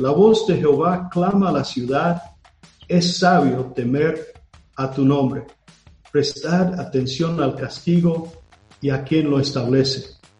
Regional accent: United States; Spanish is a second language; moved away; yo soy de Estados Unidos

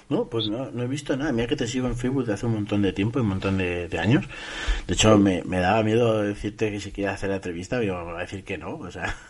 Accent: Castilla-La Mancha, Spain; yo como, como, manchego

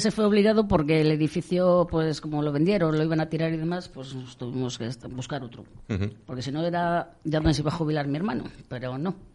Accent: Valladolid, Castile and León, Spain; born or raised there; also born or lived in Serranillos, Ávila

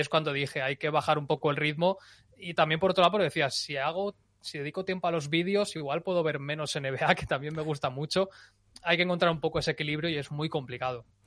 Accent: Valencian Community, Spain; yo que soy valenciano

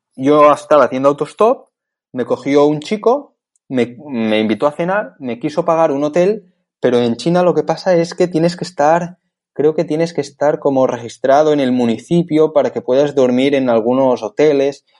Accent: Barcelona, Catalonia, Spain; soy de Barcelona

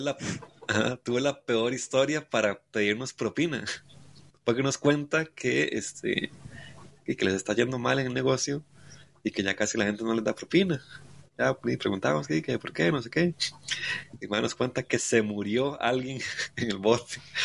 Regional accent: Costa Rica; Soy de Costa Rica

